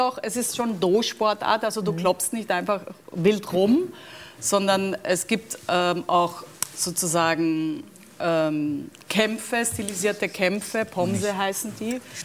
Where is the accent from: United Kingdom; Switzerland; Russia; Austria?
Austria; moved away; also born or lived in Germany; als Österreicherin konnte ich